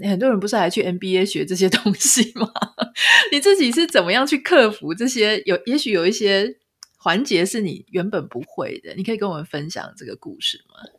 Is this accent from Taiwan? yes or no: yes; Pingtung County, Taiwan; now in United States; 我是屏东人